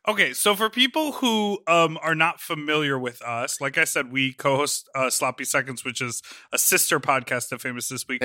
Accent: United States; we are American people.

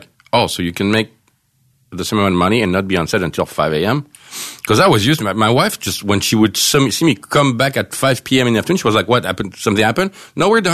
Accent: France; moved away as an adult; now in United States; I'm true French. I'm not from Algeria

